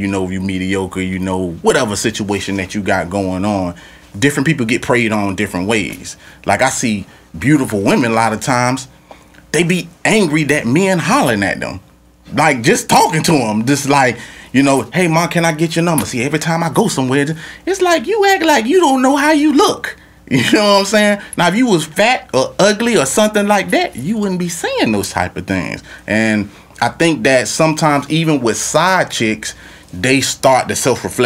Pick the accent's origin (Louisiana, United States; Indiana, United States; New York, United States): Louisiana, United States; moved away; also born or lived in Florida; I'm from Louisiana